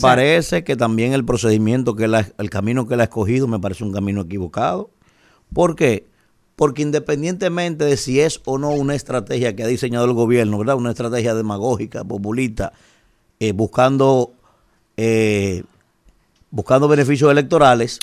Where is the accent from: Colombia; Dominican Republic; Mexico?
Dominican Republic; soy dominicano